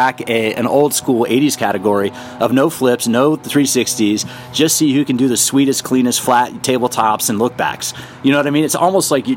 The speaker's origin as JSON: {"language": "English", "town": "Washington", "region": "District of Columbia", "country": "United States", "tie": "born or raised there", "said": "I grew up in the Washington, D.C. area"}